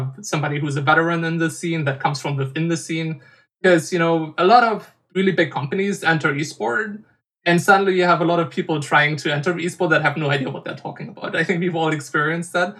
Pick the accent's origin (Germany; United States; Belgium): Germany; In my hometown, there was a games convention called GamesCon